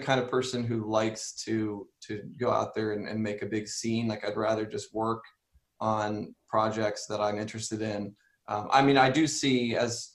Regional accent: Ohio, United States; My grandfather was a Christian and Missionary Alliance pastor in Ohio. That's where I was born

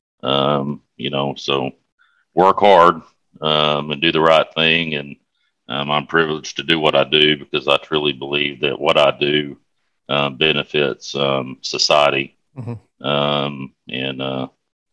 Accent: Burnet, Texas, United States; I was born and raised in a town called Burnett, Texas. That's about 50 miles northwest of Austin.

